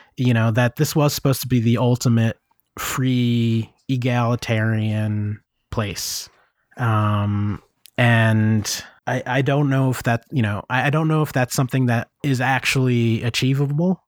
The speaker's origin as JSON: {"language": "English", "country": "United States", "also_born_or_lived": "Japan", "moved": "as an adult", "said": "I feel real shitty about being an American"}